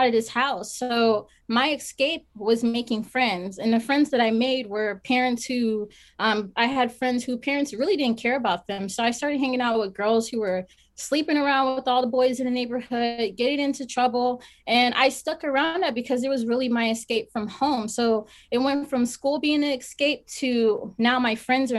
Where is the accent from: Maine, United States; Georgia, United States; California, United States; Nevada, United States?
Nevada, United States; Las Vegas; I'm originally born and raised in Vegas